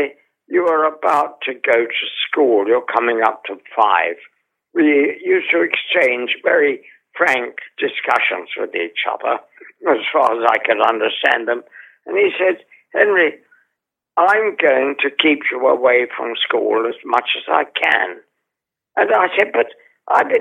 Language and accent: English; London, United Kingdom; also born or lived in Holborn, London; I was brought up in the East End of London in a large Georgian house that was slowly being allowed to fall apart.